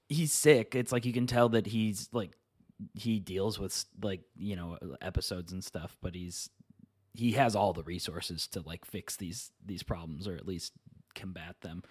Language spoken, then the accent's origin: English; Midwest, United States; I'm from the Midwest